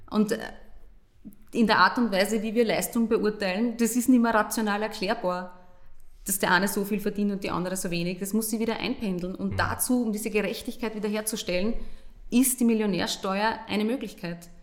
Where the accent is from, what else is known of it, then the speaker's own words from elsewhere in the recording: Burgenland, Austria; ich komme aus dem Burgenland